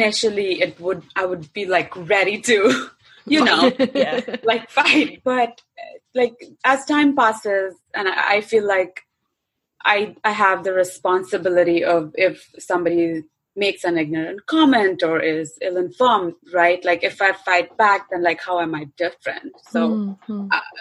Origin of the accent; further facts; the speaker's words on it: central India, India; moved away as an adult; now in United States; I'm not South Indian. I'm from Central India